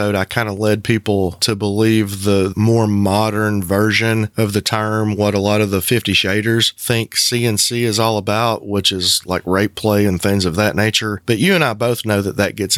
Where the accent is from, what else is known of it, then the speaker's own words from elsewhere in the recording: the Bible Belt, the South, United States; moved away; The community being that small and being a southern community in the Bible Belt